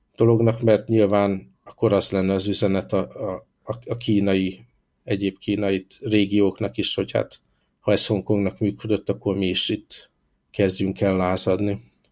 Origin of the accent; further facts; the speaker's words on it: Hungary; moved away as an adult; now in Hong Kong; én, hála Isten, olyan környezetben nőttem föl Magyarországon